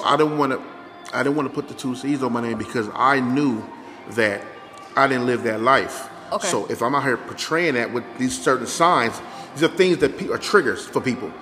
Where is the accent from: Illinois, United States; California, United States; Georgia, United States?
California, United States; Inglewood; I was born in Inglewood